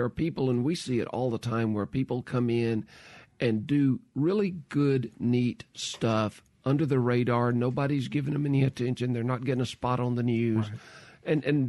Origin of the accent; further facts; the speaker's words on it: Mississippi, United States; well, I'm from Mississippi. I really don't want to leave.